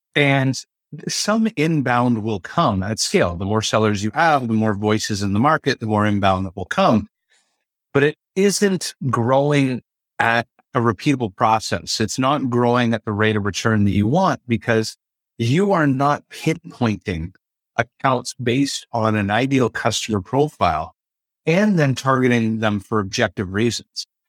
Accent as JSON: {"language": "English", "region": "Ontario", "country": "Canada", "said": "I'm from the Ontario region of Canada"}